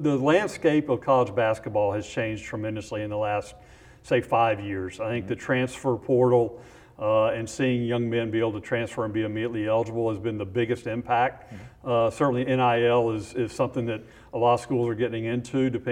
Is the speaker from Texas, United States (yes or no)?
yes; Houston, Texas, United States; I grew up in Houston